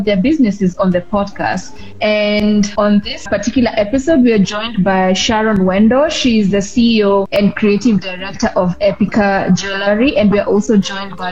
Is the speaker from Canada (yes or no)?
no; Kenya; now in Addis Ababa, Ethiopia; I'm Kenyan, but currently living in Addis Ababa, Ethiopia.